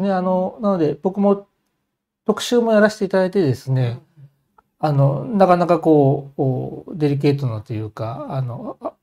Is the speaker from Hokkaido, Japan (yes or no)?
yes; Hokkaido, Japan; moved away; also born or lived in Nishikasai, Tokyo; 北海道の故郷を戻って